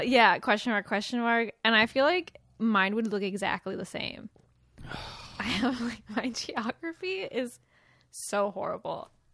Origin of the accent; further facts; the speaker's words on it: West Coast, United States; moved away; I'm from the West Coast